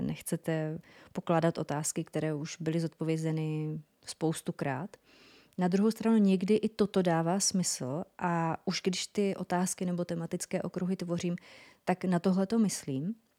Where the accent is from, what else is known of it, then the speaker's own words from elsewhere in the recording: North Moravia, Czechia; accent: North Moravian; ten můj severomoravský přízvuk